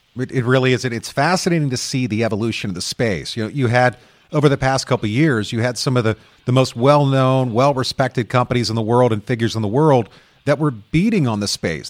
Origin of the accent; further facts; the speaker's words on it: United States; I'm American